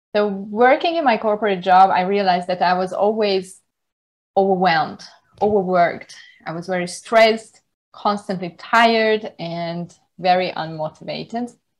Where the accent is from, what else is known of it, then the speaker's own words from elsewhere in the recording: Hungary; moved away as an adult; also born or lived in Budapest, Hungary / United Kingdom / Germany; now in Thailand; I was uh, born and raised in the Hungarian countryside